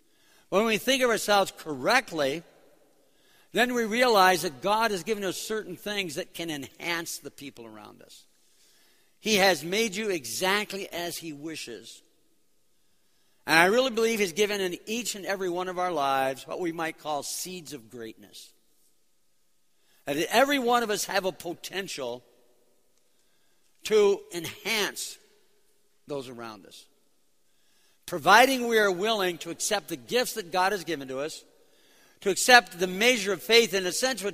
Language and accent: English; New York City, New York, United States; born there; I was born in New York City because my parents were both in the music scene in New York City back in the late 30s, early 40s.